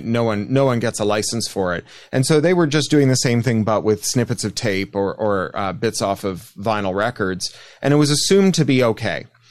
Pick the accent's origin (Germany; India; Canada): Canada; I am Canadian